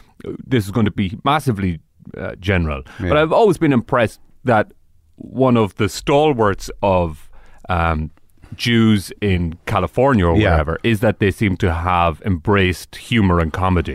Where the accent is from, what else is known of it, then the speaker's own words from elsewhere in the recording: Boyle, Connacht, Ireland; I'm from Boyle.